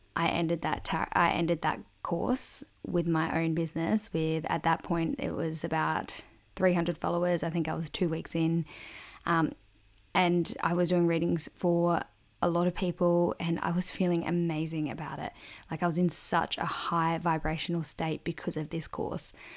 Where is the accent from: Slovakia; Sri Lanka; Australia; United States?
Australia; a small country town in South Australia; also born or lived in Adelaide; I'm originally from a small country town in South Australia